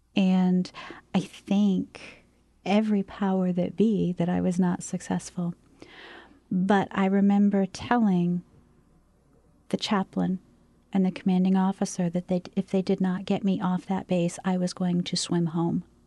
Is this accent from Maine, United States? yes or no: yes; Maine, United States; moved away as an adult; I came from Maine